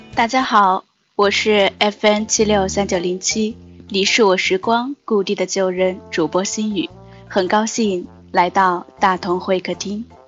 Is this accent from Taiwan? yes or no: no; Changde, Hunan, China; 我的家在湖南常德。湖南常德。